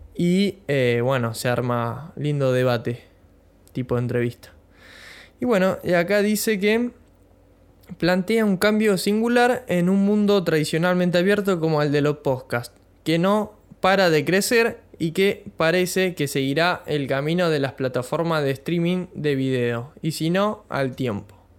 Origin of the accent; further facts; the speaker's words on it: Bahía Blanca, Buenos Aires Province, Argentina; soy de Bahía Blanca, provincia de Buenos Aires